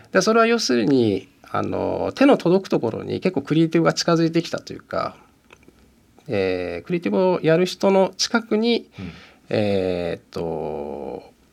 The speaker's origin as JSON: {"language": "Japanese", "town": "Musashino", "region": "Tokyo", "country": "Japan", "tie": "born or raised there", "said": "僕生まれも吉祥寺で今もずっと吉祥寺なんですよ"}